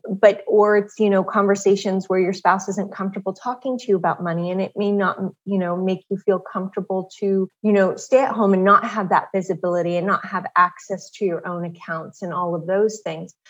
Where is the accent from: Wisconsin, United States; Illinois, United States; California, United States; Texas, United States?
California, United States; Southern; I grew up in Southern California